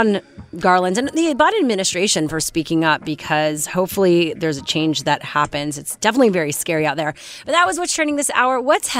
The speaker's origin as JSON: {"language": "English", "town": "Montreal", "region": "Quebec", "country": "Canada", "moved": "yes", "said": "Yes, I'm from Montreal."}